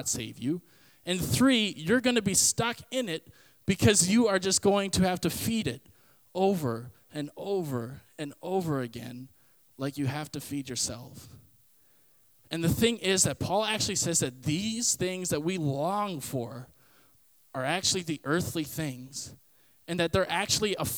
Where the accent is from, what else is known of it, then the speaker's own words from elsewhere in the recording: Canada; if I say I'm a Canadian citizen, it means that I was born from Canada. My DNA is Canadian